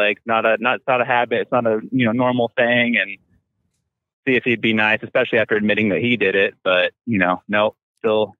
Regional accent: Washington, United States; also born or lived in Illinois / Wisconsin; now in Northern California, United States; Now, see, I'm from Washington State, but I used to live in Illinois and Wisconsin for a little bit.

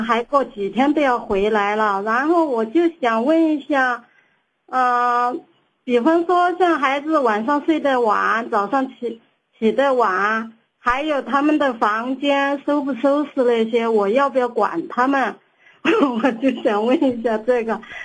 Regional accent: Sichuan, China; now in Xi'an, China; 我是四川人

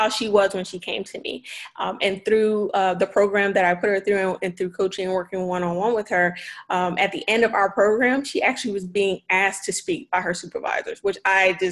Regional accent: Philadelphia, Pennsylvania, United States; I grew up in Philadelphia in the city

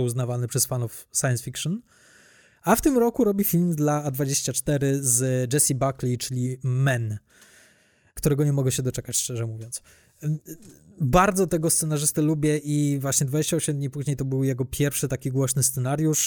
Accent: Łódź, Łódź Voivodeship, Poland; u nas w Łodzi

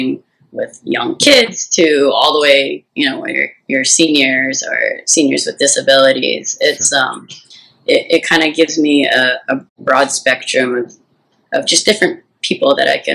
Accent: Santa Cruz, California, United States; now in Hawaii, United States; where I grew up in Santa Cruz, there weren't very many Asians there, actually

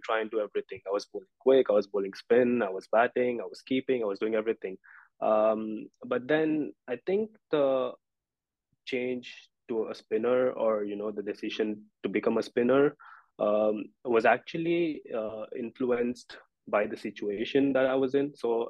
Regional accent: Hyderabad, Telangana, India; also born or lived in Nashville, United States; So I was two when my parents decided to move back to India from Nashville after living there for around 12 years. And then growing up in India

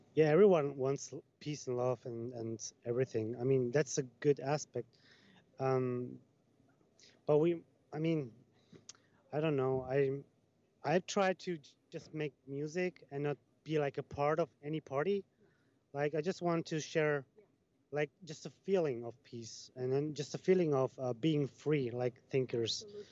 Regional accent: Germany; also born or lived in Italy; I'm from Germany. I'm Italian

